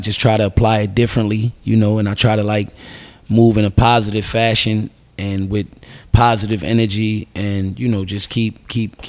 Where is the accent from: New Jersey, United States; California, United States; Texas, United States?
New Jersey, United States; Camden; I'm from Camden City, New Jersey, born and raised